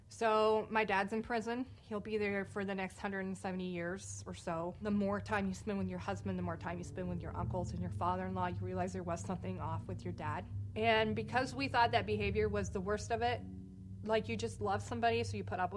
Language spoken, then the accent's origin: English; Wichita, Kansas, United States; I was born in Wichita, Kansas. I just grew up with, like, a really normal childhood